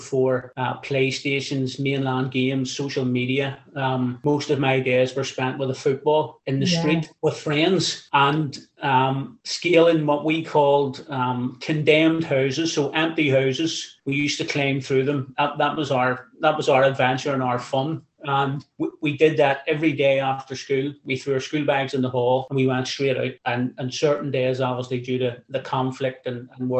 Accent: Belfast, Northern Ireland, United Kingdom; I grew up in West Belfast

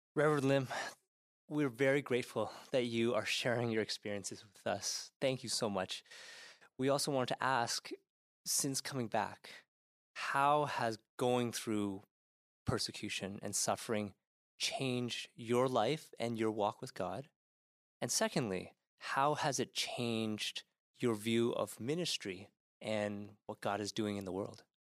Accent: Canada; here in Canada

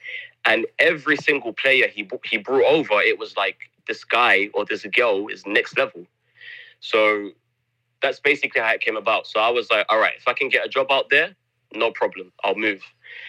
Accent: London, United Kingdom; moved away as an adult; now in Egypt; So I grew up in Southeast London, and South London has got a reputation for being like a no-go zone, you know?

